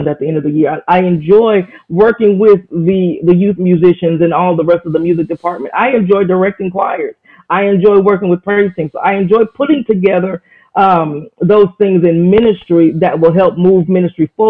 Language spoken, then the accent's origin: English; Atlanta, Georgia, United States; I'm from Atlanta, Georgia